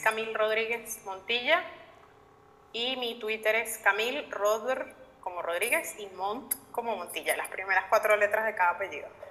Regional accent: Venezuela; como periodista y como venezolana

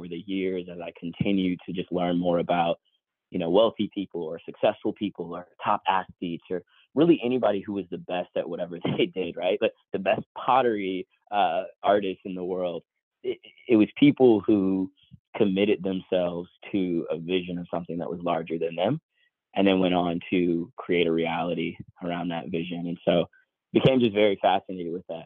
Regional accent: Newark, New Jersey, United States; I grew up in New Jersey, Newark, New Jersey, about 45 minutes and 30 minutes from New York City on the train.

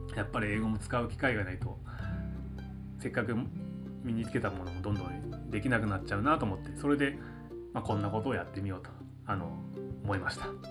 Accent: Niigata, Japan; moved away as an adult; also born or lived in United States; 新潟生まれ新潟育ち

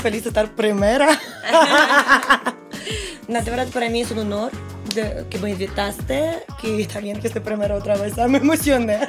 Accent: Russia; Spanish is a second language; moved away as an adult; soy rusa

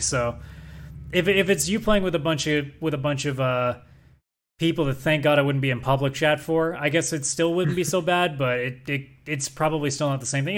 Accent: Canada; as a Canadian

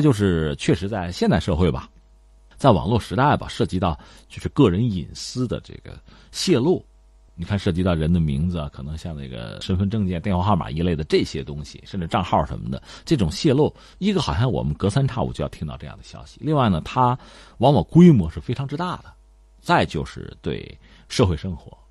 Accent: China; 包括我们中国人在内啊

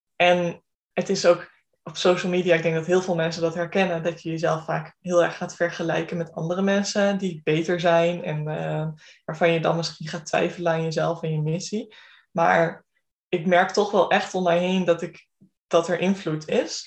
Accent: Groningen, Netherlands; ik kom uit Groningen, ik heb hier ook gestudeerd en ehm, ben blijven hangen.

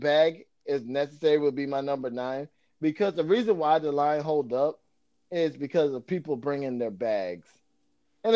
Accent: Florida, United States; moved away; I grew up in Florida

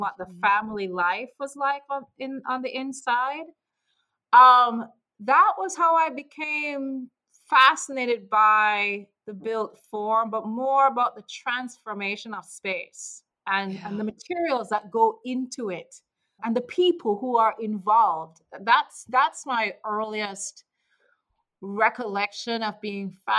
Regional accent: Jamaica; moved away; me as a kid growing up in Jamaica

